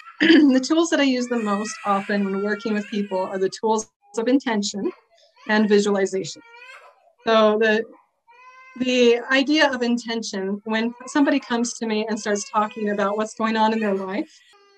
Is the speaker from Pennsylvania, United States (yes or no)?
no; Oregon, United States; now in Utah, United States; I live in Utah. I moved here about a year or so ago, and I'm loving it. I came from Oregon, beautiful place, and I miss it.